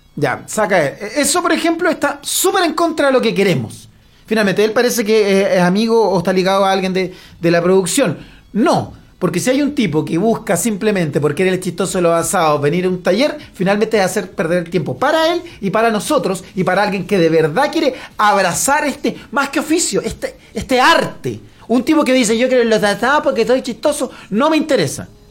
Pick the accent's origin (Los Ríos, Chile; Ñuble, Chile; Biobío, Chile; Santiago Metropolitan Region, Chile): Biobío, Chile; Lota; Yo soy de Lota, viví toda mi vida en Lota, mis padres son de Lota